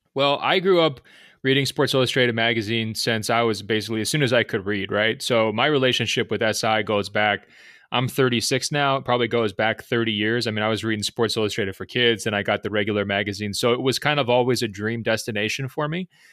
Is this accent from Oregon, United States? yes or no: yes; Beaverton, Oregon, United States; born and raised in Beaverton, Oregon